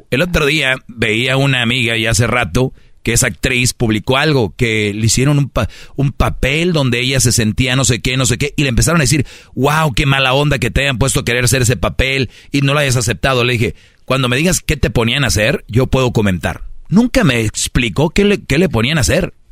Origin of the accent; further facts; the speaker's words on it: Monterrey, Nuevo León, Mexico; Yo soy regio